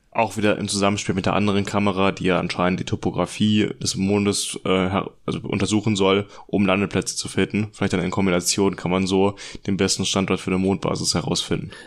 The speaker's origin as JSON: {"language": "German", "country": "Germany", "said": "wir als Deutsche"}